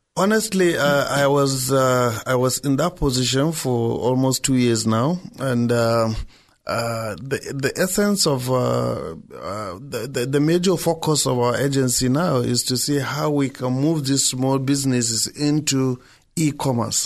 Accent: Nigeria; I'm a Nigerian

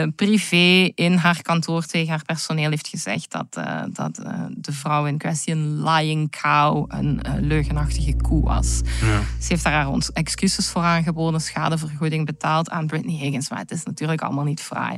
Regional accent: Belgium; mijn jonge leven, die vonden allemaal wel in België plaats. Hoor. plaats waar ik ben opgegroeid

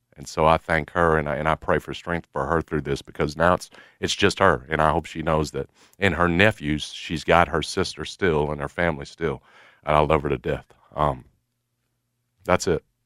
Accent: Memphis, Tennessee, United States; also born or lived in Fort Pierce, Florida / Missouri; we start growing up in Midtown

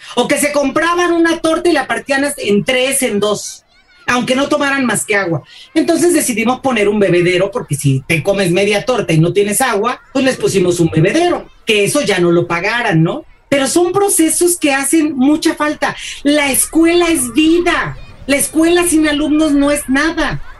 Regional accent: Mexico City, Mexico; moved away as an adult; also born or lived in Ecatepec, State of Mexico; Yo crecí en la Ciudad de México

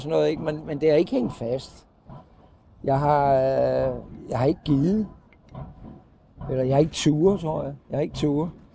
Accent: Copenhagen, Capital Region of Denmark, Denmark; moved away as an adult; also born or lived in Thy; jeg er jo københavner

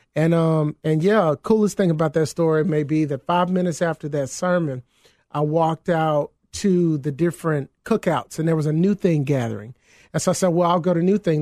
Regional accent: Mississippi, United States; now in Chicago, United States; my home state, Mississippi

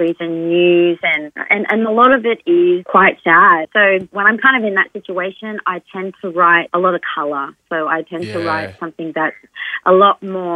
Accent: Darwin, Northern Territory, Australia; now in Sydney, Australia; I grew up in Darwin and, you know, my father's family are from, you know, Indonesia

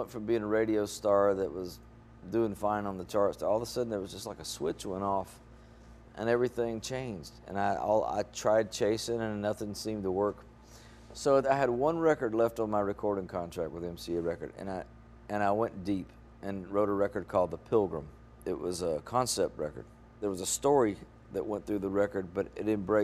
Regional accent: Mississippi, United States; moved away

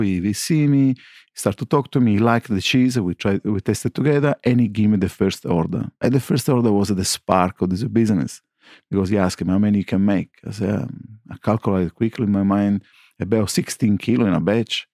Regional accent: Sicily, Italy; English is a second language; moved away as an adult; now in Melbourne, Australia; I come from Sicily

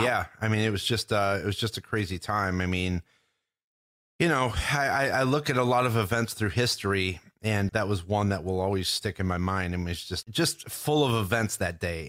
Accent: New York, United States; growing up in New York

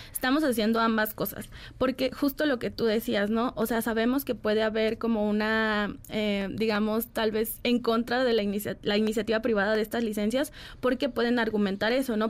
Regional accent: Guadalajara, Jalisco, Mexico; yo soy de Guadalajara

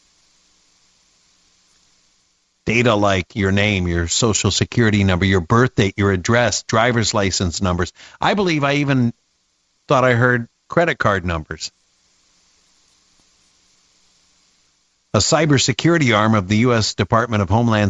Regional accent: Midwest, United States; moved away; I grew up in the Midwest, married a farmer's daughter

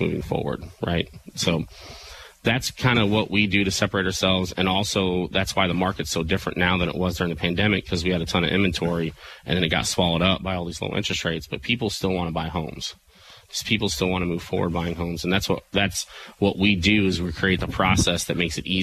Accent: Murphysboro, Illinois, United States; moved away; I now have an office in Murfreesboro, Illinois, really? My hometown

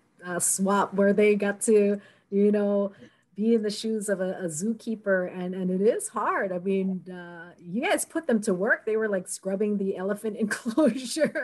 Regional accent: Po'ola Valley, Hawaii, United States; I grew up in Po'ola Valley

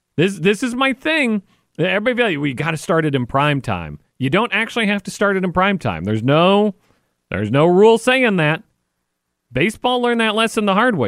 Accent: Wichita, Kansas, United States; now in Virginia, United States; Wichita, Kansas. That's my hometown

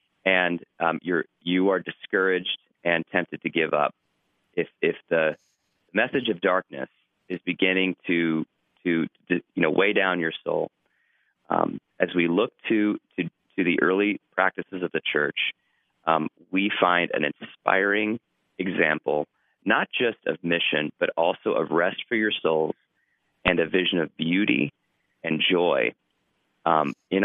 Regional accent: Ohio, United States; moved away as an adult; also born or lived in Chicago, Illinois; I grew up in Ohio

